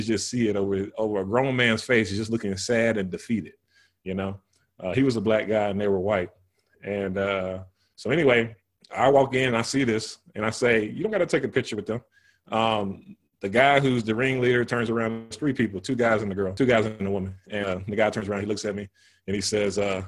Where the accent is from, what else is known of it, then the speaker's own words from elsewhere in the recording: the South, United States; moved away; I'm coming from the South